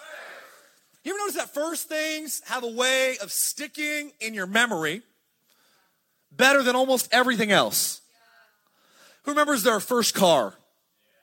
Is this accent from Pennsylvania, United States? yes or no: no; Palmdale, California, United States; also born or lived in Lancaster, California; I'm from the high desert. My family's all from Pasadena. But I grew up in Palmdale, Lancaster